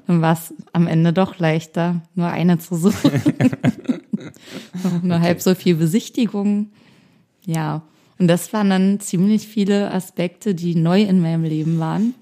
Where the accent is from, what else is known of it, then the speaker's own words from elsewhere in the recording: a small town near Berlin, Brandenburg, Germany; moved away as an adult; now in Berlin, Germany; Ich komme aus einer Kleinstadt aus der Nähe von Berlin